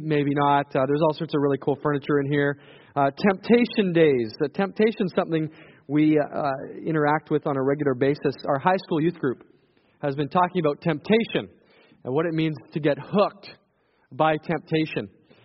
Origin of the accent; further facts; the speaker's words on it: Saskatchewan, Canada; moved away; I come from Saskatchewan